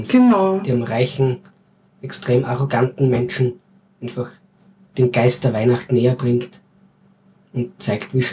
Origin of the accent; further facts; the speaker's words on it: Styria, Austria; Wir sind ja keine Wiener, wir sind Steirer. Zum Glück.